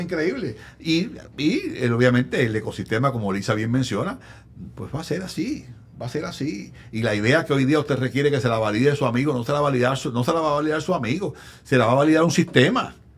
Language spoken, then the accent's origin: Spanish; Arecibo, Puerto Rico; en Arecibo, mi pueblo